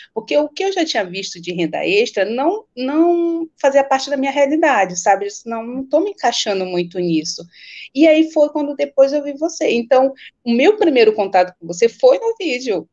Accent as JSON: {"language": "Portuguese", "town": "Belém", "region": "Pará", "country": "Brazil", "said": "sou do Pará, sou de Belém do Pará, sou tua conterrânea"}